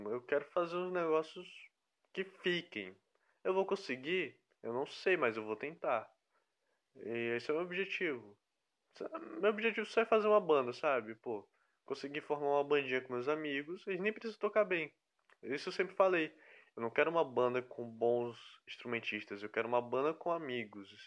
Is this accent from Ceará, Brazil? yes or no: yes; Fortaleza, Ceará, Brazil; also born or lived in Rio de Janeiro; now in Piauí, Brazil; Aí eu vim esse ano pro Piauí, que antes eu estava morando no Rio de Janeiro. Porém eu sou de Fortaleza.